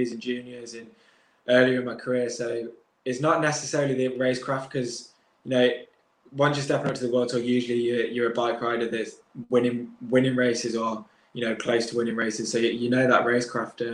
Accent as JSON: {"language": "English", "country": "United Kingdom", "said": "as a British rider"}